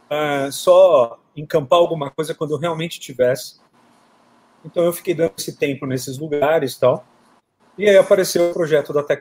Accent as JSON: {"language": "Portuguese", "town": "São José do Rio Preto", "region": "São Paulo", "country": "Brazil", "also_born_or_lived": "Lisbon, Portugal", "moved": "yes", "said": "Eu sou do interior de São Paulo, de São José do Rio Preto, que é aí pertinho, né, de Araçatuba. E fui direto para Lisboa. Aí em Lisboa fiquei cinco anos."}